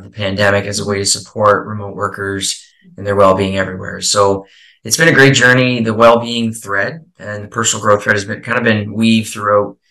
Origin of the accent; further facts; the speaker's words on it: Eastern Canada, Canada; now in Prince Edward Island, Canada; I'm from Eastern Canada, currently chiming in here from a small island called Prince Edward Island